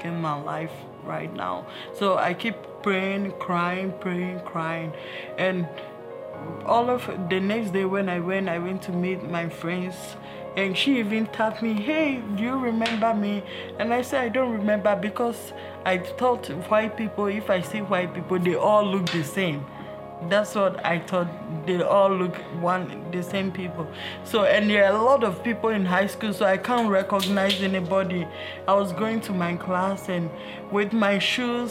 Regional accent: Ghana; moved away; I was born in West Africa from Ghana. It's really different from this place.

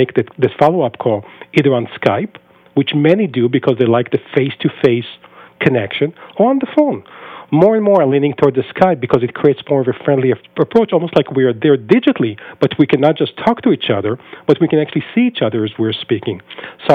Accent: Israel; moved away as an adult; now in United States; I was born and raised in Israel for the first 22 years of my life before I moved to the U.S.

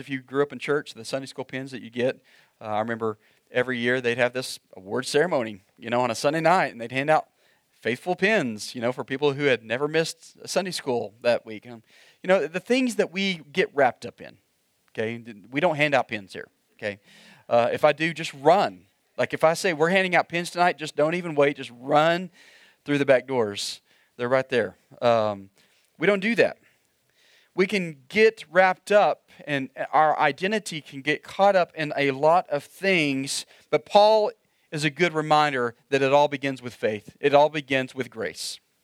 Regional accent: Oklahoma, United States; moved away; I grew up in Oklahoma

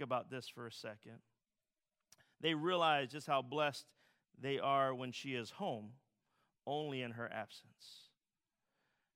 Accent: Philadelphia, Pennsylvania, United States; As a Philadelphian

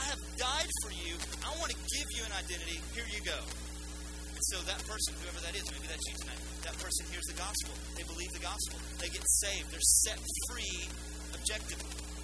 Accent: United States; we're Western and we're American

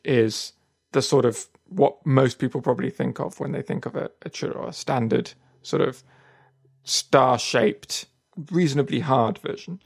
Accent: Marbella, Andalusia, Spain; moved away; I grew up in Marbella

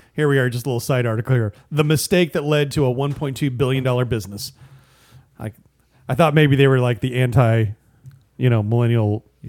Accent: United States; as an American

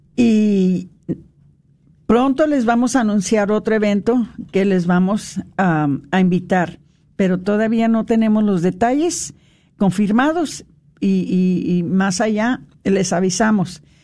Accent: United States; nosotros que somos nacidos aquí en los Estados Unidos

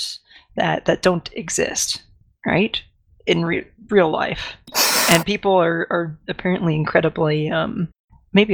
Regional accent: Florida, United States; I grew up in Florida.

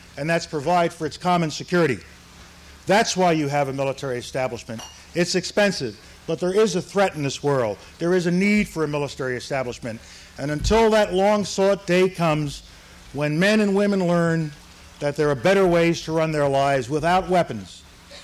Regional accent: New York City, New York, United States; also born or lived in Harlem; I was raised in the South Bronx section of New York City.

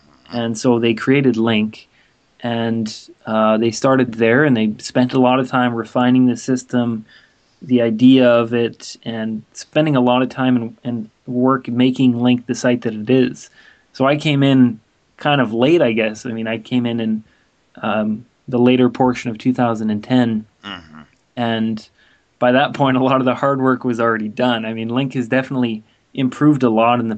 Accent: California, United States; moved away as an adult; now in Vancouver, Canada; was born in Vancouver, and I live now in Vancouver. I'm 22 years old, almost 23, so I'm quite young. Yeah. I went to middle school and high school in California, and after I graduated high school, I came back to Vancouver

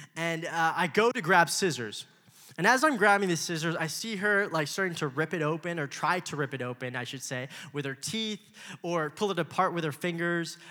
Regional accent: Los Angeles, California, United States; I was born in Los Angeles

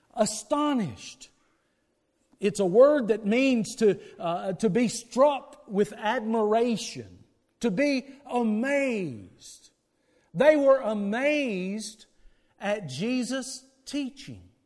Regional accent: the Bible Belt of the South, United States; when we in the Bible Belt of the South

